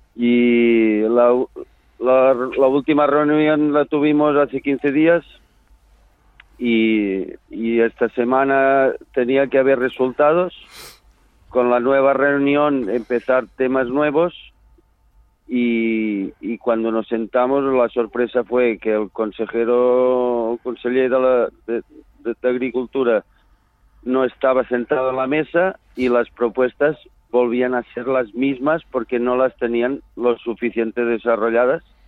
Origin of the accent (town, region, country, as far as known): Catalonia, Spain